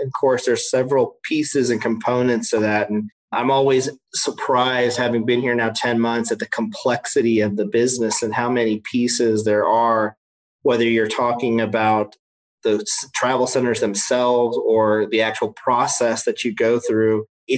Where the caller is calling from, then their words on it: Knoxville, Tennessee, United States; I am in Knoxville, Tennessee.